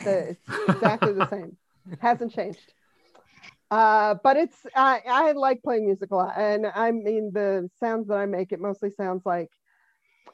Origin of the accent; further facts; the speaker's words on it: Denver, Colorado, United States; now in Boston, United States; I'm originally from Denver, and but I've lived in Boston a really, really long time. I moved here in 1990, but I grew up there